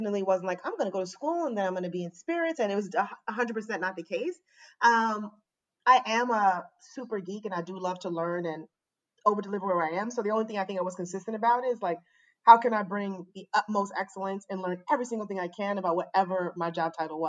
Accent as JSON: {"language": "English", "region": "New York", "country": "United States", "tie": "born or raised there", "also_born_or_lived": "Maryland", "said": "I mostly grew up in New York in Queens"}